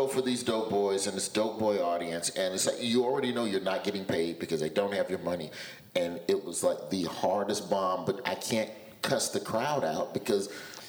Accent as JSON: {"language": "English", "town": "Birmingham", "region": "Alabama", "country": "United States", "said": "I'm from Birmingham, and down south"}